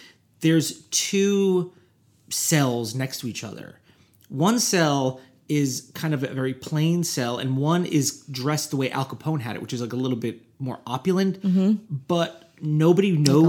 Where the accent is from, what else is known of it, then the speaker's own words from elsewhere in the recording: Midwest, United States; so I grew up in the Midwest.